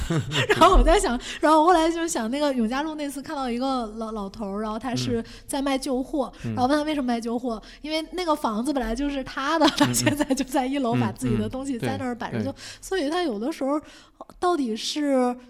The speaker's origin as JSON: {"language": "Chinese", "region": "Beijing", "country": "China", "lives_now": "Shanghai, China", "said": "因为当时从北京来嘛，他说：“哎呀，你们北京人志志气大呀"}